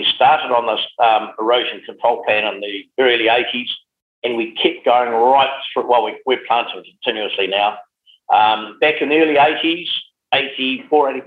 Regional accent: Geraldine, Canterbury, New Zealand; moved away as an adult; also born or lived in Timaru; now in Hawke's Bay, New Zealand; being based in Geraldine

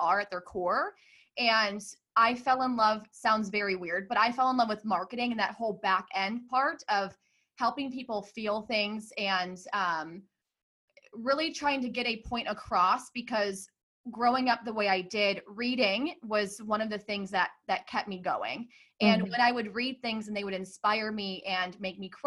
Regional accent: Hoffman Estates, Illinois, United States; I grew up in Hoffman Estates, Illinois

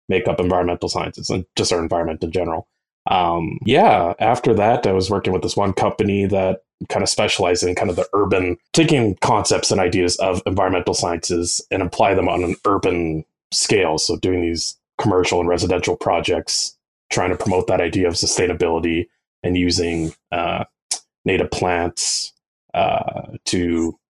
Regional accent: Edmonton, Alberta, Canada; I've grown up in Edmonton my whole life. I haven't moved anywhere since

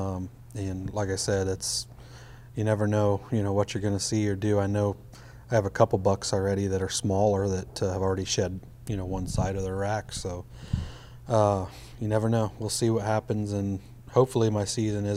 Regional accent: Midwest, United States; I grew up in the Midwest

